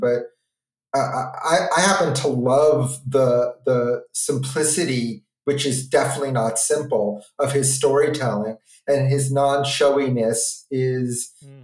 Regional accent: New York City, New York, United States; my growing up in New York City

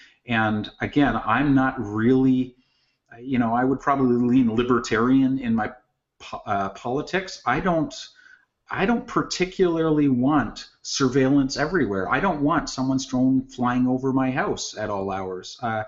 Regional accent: Canada; Just because, you know, as a Canadian, you know, you mentioned gun control, and I'm like, I have no problem with gun control. We have gun control.

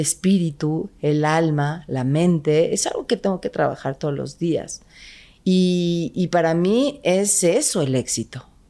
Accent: Guadalajara, Jalisco, Mexico; Yo soy de Guadalajara, Jalisco

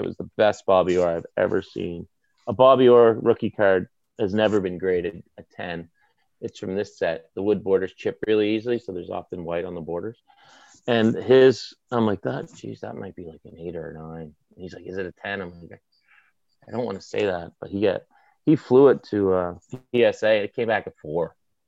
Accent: Toronto, Ontario, Canada; No, listen, growing up in Toronto, I'm like, my one fear is my child will be a Leafs fan.

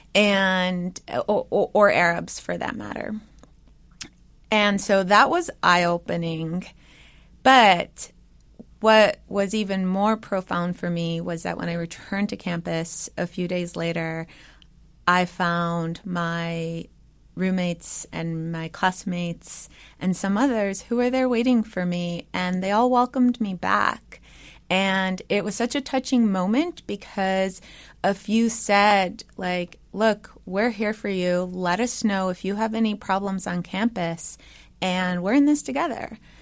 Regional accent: United States; born or raised there; first language English

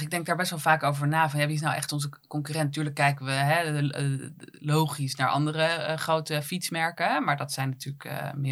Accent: Netherlands; Eh, het feit dat wij uit Nederland komen, dat, dat, dat is heel belangrijk voor, voor, voor, voor consumenten.

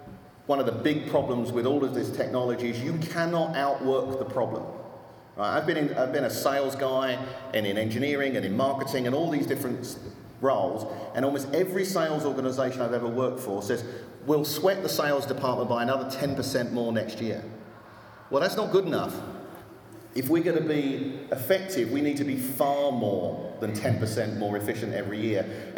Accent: Austin, Texas, United States; and I'm from Austin, Texas, as I'm sure you can tell.

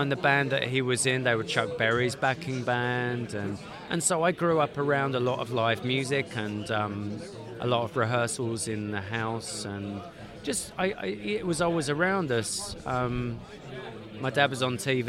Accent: London, United Kingdom; moved away as an adult; now in Atlanta, United States; I am a Londoner

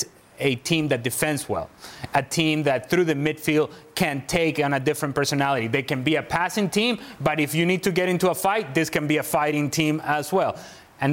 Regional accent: Venezuela; I am from Venezuela.

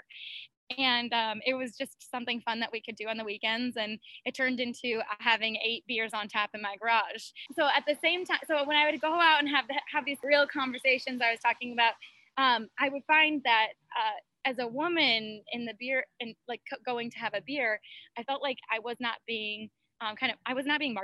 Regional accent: Midwest, United States; now in Phoenix, United States; I'm from the Midwest, so I grew up with my family drinking beer at any family events

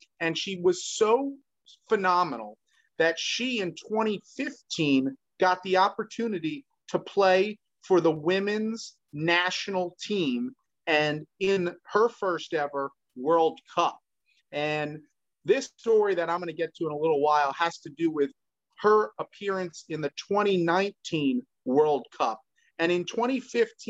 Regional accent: New Jersey, United States; You and I grew up in New Jersey

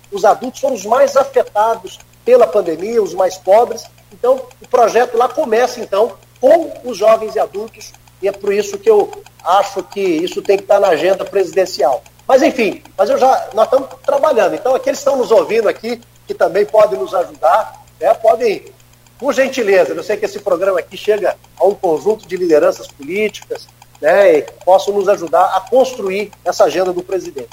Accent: Brazil; da gente enquanto brasileiros

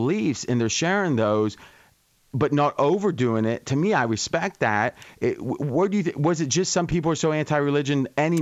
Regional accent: Ohio, United States; now in Las Vegas, United States; in our small town with 4,000 people when I was growing up in Ohio

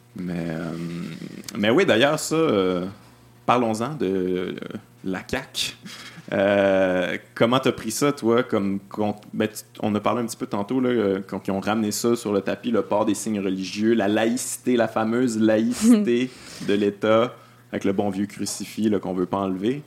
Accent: Quebec City, Quebec, Canada; je viens de Québec

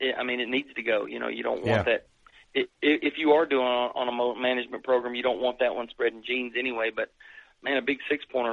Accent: Ohio, United States; born there; I mean, I was born in Ohio, but we have to travel up there.

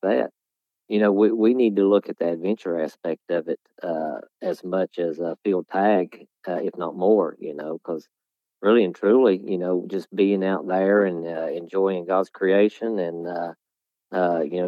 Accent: Virginia, United States; here in my home state

